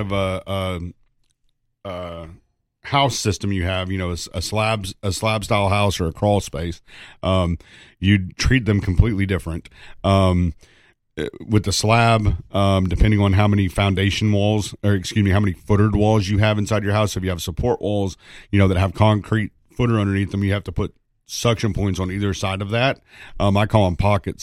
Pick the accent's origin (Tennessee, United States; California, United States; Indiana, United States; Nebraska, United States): Tennessee, United States; East; growing up in East Tennessee